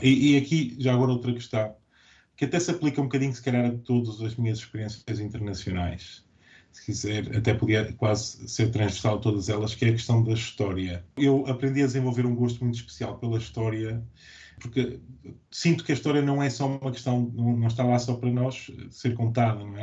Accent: Portugal; moved away as an adult; also born or lived in Latvia / Switzerland / Guinea-Bissau; now in Edinburgh, United Kingdom; nós portugueses

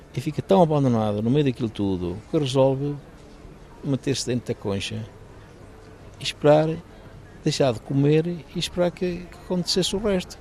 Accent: Baião, Porto District, Portugal; eu sou de Baião

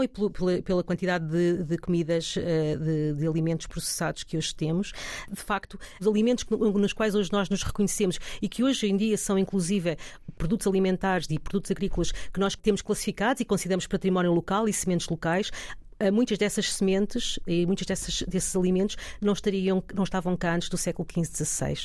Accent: Alvaiázer, Leiria District, Portugal; also born or lived in Lisbon; na Serra de Alveiazer e no Conselho de Alveiazer, uh, que por acaso foi ali onde eu nasci

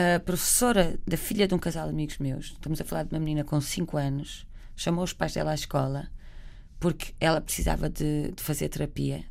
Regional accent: Barcelos, Norte, Portugal; moved away; Nós somos de Barcelos, a minha mãe trabalhava muito perto de Famalicão

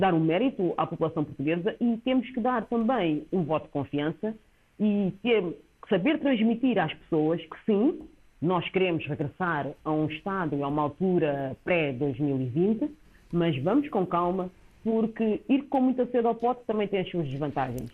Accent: Cape Verde; o meu país de origem, Cabo Verde

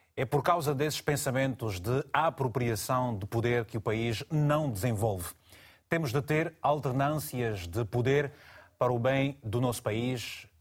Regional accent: Malanje, Angola; Malange, você sabe bem que é a minha terra

